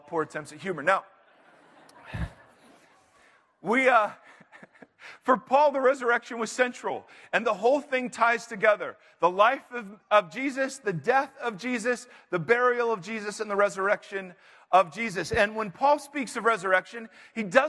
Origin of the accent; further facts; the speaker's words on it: Ohio, United States; now in California, United States; I grew up in Ohio